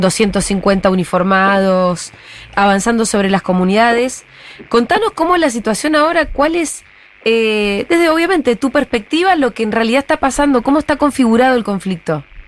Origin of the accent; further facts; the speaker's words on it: Bariloche, Río Negro, Argentina; moved away; Yo soy de Bariloche